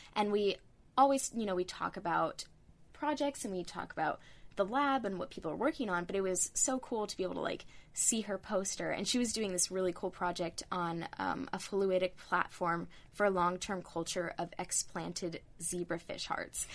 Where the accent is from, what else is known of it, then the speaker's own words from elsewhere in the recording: Northern California, United States; I'm originally from Northern California